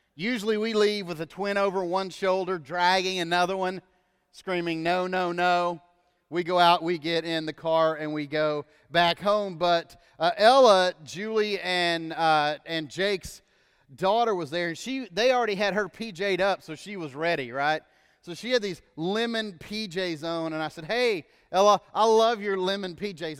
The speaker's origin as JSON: {"language": "English", "country": "United States", "said": "us as American Christians in the church"}